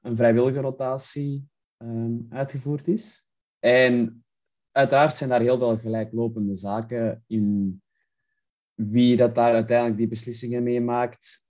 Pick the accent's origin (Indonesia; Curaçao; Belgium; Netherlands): Belgium; Antwerp, Flanders; Ik kwam uit Antwerpen in België. Ik heb daar ook gestudeerd